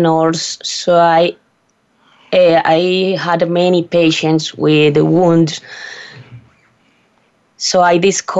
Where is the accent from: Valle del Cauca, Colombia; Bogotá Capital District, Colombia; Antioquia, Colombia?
Antioquia, Colombia; English is a second language